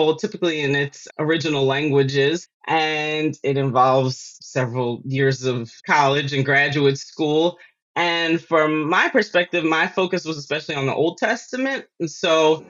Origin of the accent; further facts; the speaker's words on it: Philadelphia, Pennsylvania, United States; moved away; I grew up in Philadelphia, in North Philadelphia, and that's where a lot of my family still is